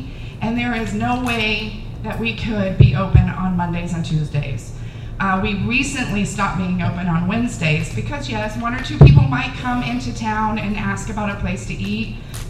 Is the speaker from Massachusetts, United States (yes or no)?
no; Houston, Texas, United States; now in Round Top, United States; I'm from Houston.